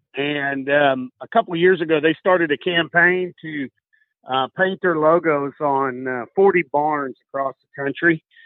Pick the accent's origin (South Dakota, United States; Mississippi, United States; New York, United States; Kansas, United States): Kansas, United States; Council Grove; now in Central Indiana, United States; I was born and raised in the Flint Hills of Kansas, a little town called Council Grove